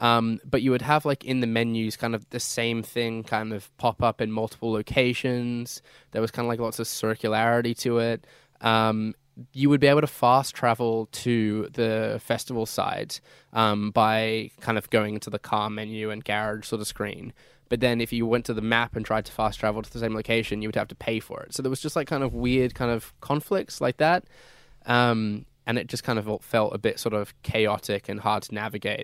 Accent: United Kingdom; moved away; my home country of the U K

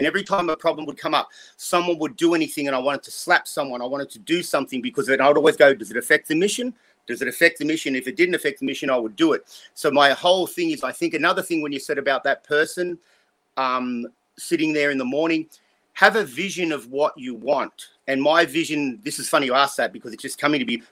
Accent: Australia; now in United States; I'm an Australian

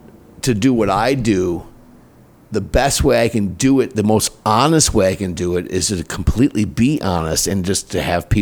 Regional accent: Minneapolis, Minnesota, United States; moved away as an adult; also born or lived in Chicago, Illinois / Wisconsin; now in Carlsbad, United States; I grew up in, I was born in Chicago. I grew up in Minneapolis. I had small town market radio jobs until I came here.

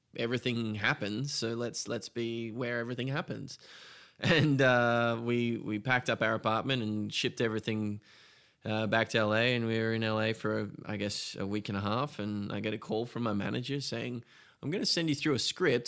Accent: Australia; moved away as an adult; now in United States; I'm Australian

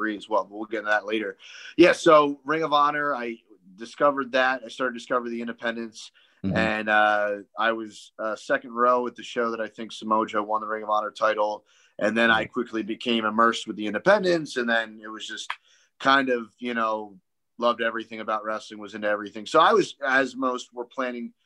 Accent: Philadelphia, Pennsylvania, United States; accent: Philly; born and raised in Philly

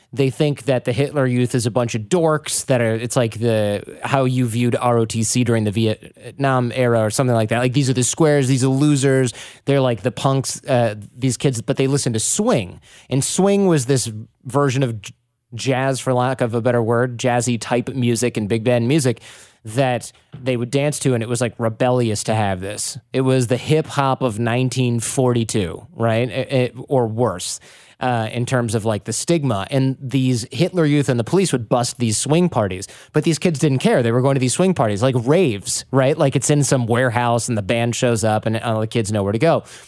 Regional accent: Detroit, Michigan, United States; we're from Detroit

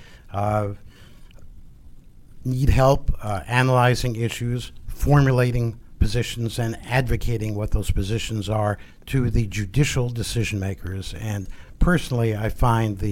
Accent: Bergen County, New Jersey, United States; From Bergen County, New Jersey, outside of New York City

